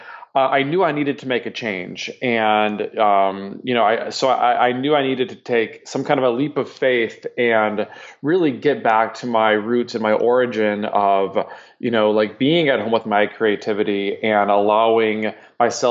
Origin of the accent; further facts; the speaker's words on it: Minnesota, United States; I'm from the Midwest, from Minnesota